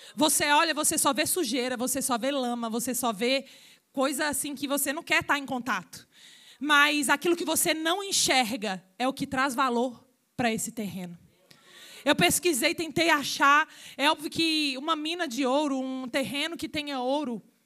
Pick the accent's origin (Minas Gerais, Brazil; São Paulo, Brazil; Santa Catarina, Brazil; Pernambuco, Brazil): Minas Gerais, Brazil; Mineira, porque eu sou de Minas